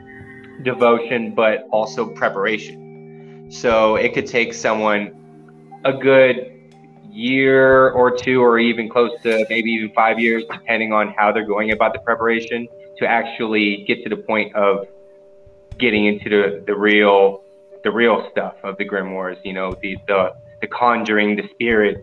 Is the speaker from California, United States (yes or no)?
yes; San Diego, California, United States; now in Colorado, United States; I am originally from San Diego, California, but I live out here in Colorado at the moment